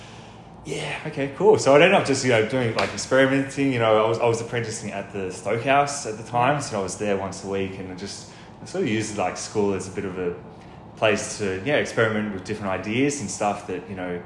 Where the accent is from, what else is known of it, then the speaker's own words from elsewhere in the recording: Melbourne, Victoria, Australia; I was expelled from Elwood, actually, and then I went to this community college for a little while, and then I came back to Elwood to finish my VCE